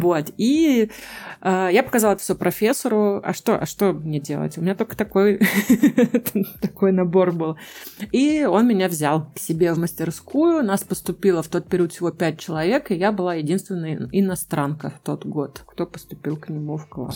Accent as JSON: {"language": "Russian", "region": "Saint Petersburg", "country": "Russia", "moved": "as an adult", "lives_now": "Munich, Germany", "said": "я сама из Санкт-Петербурга и очень долго работала с музыкантами в Питере"}